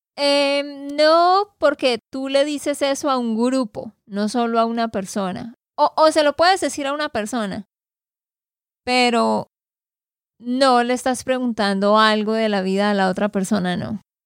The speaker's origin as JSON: {"language": "Spanish", "region": "Santander", "country": "Colombia", "said": "de Santander, Colombia"}